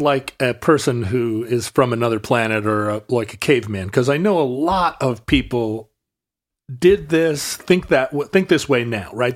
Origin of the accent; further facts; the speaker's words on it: Alaska, United States; Growing up in Alaska